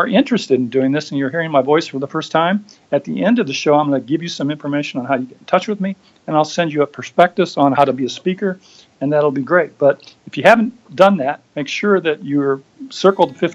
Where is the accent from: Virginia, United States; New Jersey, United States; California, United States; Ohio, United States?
California, United States; Sacramento; now in Idaho, United States; I'm a Californian. We have similar kinds. I've been from Sacramento.